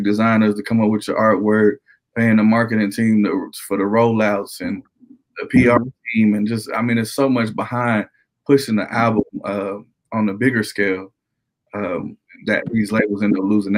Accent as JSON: {"language": "English", "town": "New York City", "region": "New York", "country": "United States", "moved": "yes", "lives_now": "Conway, United States", "said": "I'm originally from Brooklyn, New York"}